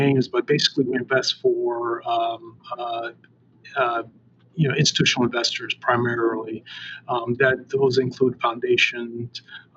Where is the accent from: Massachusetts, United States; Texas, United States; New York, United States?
Massachusetts, United States; Boston; I grew up in Boston